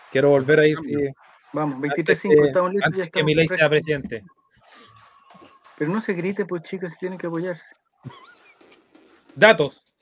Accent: Chile; Sí, soy chileno.

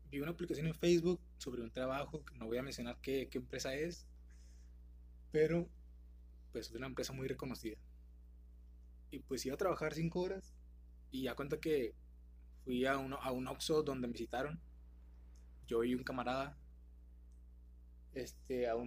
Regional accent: General Escobedo, Nuevo León, Mexico; somos de México, como ya lo pudieron saber. Prácticamente somos de México, de la ciudad de Nuevo León, de, Escobedo, para ser más específicos.

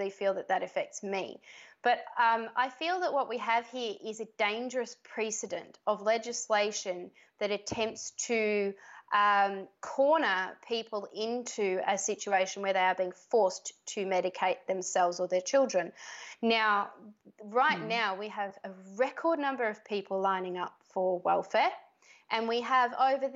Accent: Australia; I was born in Australia

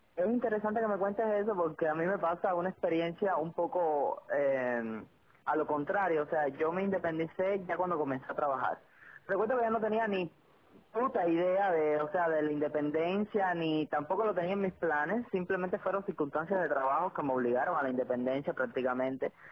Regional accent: Sagua la Grande, Villa Clara, Cuba; moved away as an adult; now in Santa Clara, Cuba; somos de Sagua, somos paisanas

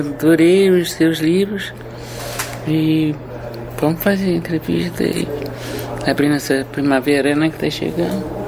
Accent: Minas Gerais, Brazil; moved away; also born or lived in Rio de Janeiro; eu tenho uma alma mineira, fui criada lá, quer dizer, foi lá que aprendi a ler

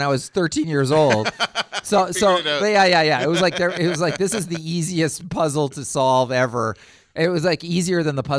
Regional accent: Canada; And I'm Canadian, so yeah, yeah, okay. I go default. Default is Jean Chrétien accent every time you see.

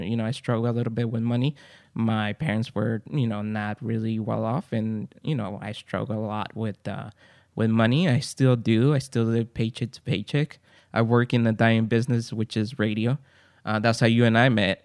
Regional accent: Guatemala; English is a second language; now in San Gabriel, United States; I'm from Guatemala, came to United States, and I'm recording here in San Gabriel, California.

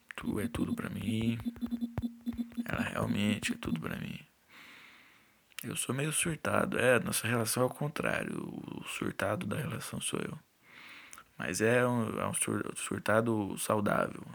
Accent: São Paulo, Brazil; eu sou de São Paulo

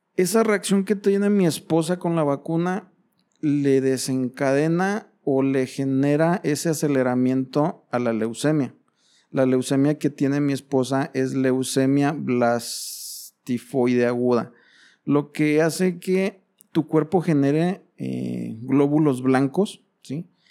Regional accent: Mexico; Como buen padre mexicano

